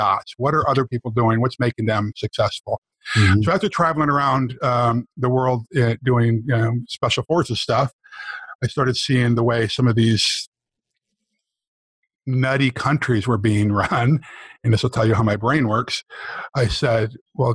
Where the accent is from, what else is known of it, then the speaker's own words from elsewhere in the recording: rural New York, United States; moved away as an adult; also born or lived in San Francisco, California; my ticket out of, you know, rural New York, away from, you know, my hometown